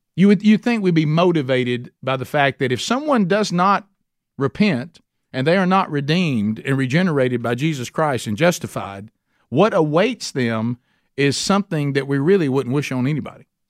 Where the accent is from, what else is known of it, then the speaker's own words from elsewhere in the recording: Calhoun County, Alabama, United States; I'm from Calhoun County, so I say things that don't sound like what they really are